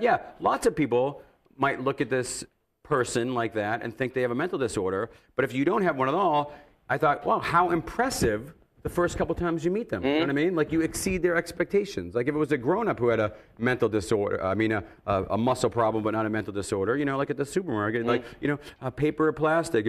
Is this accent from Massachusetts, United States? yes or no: yes; Massachusetts, United States; I was born in Massachusetts, and I've been a Boston sports fan my whole life.